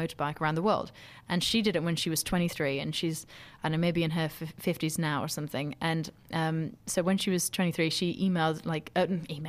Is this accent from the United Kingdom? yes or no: yes; United Kingdom; very proud to be British.